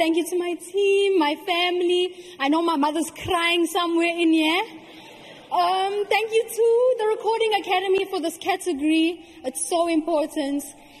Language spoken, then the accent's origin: English; South Africa; I'm from South Africa.